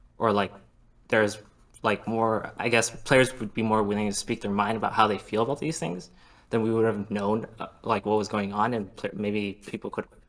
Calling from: Toronto, Ontario, Canada; Calling from Toronto, Ontario.

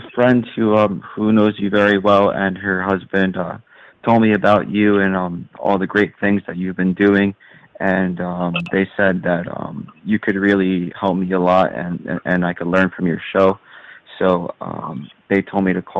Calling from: San Diego, California, United States; I'm calling from San Diego, California.

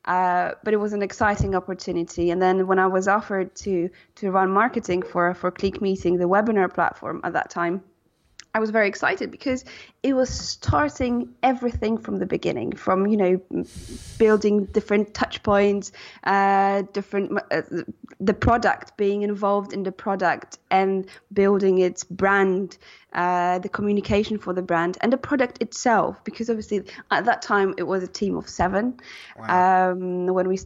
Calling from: Gdańsk, Pomeranian Voivodeship, Poland; I'm calling from Gdańsk in Poland.

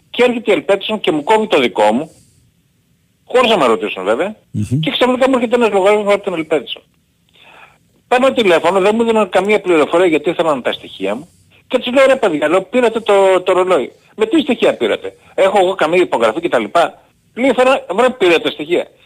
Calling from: Keratsini, Attica, Greece; είμαι από τα Κερατσίνη.

